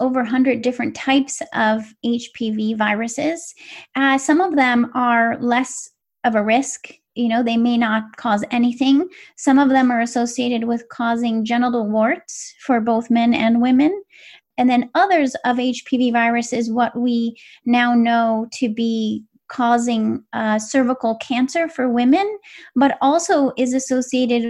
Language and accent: English; West Coast, United States; I grew up on the West Coast